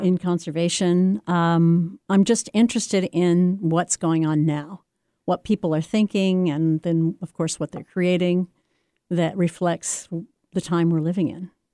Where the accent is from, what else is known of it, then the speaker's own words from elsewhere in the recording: the Ozarks, United States; moved away; I grew up in the Ozarks, which is not a place where you see a lot of art or meet a lot of artists